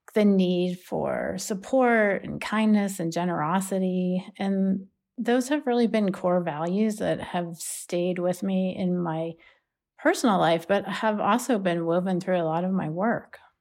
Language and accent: English; Pittsburgh, Pennsylvania, United States; I grew up in Pittsburgh with my mom